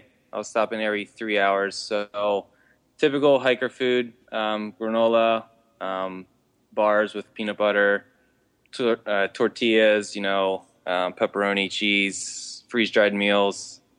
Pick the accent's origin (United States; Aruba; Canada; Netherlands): United States; York, Pennsylvania; I'm from York, Pennsylvania, not to be confused with New York. I'm from Old York.